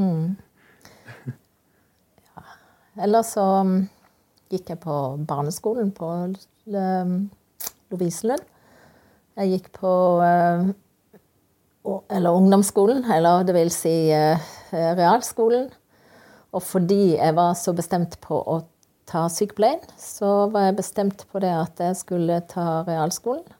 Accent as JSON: {"language": "Norwegian", "town": "Kristiansand", "region": "Agder", "country": "Norway", "tie": "born or raised there", "said": "jeg vokste opp i Kristiansand."}